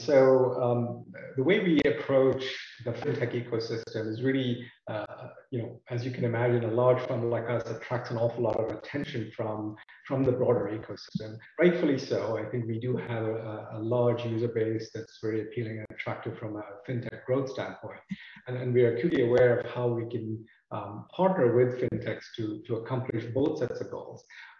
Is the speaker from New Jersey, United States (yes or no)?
yes; New Jersey, United States; now in Charlotte, United States; I'm calling from sunny Charlotte, North Carolina.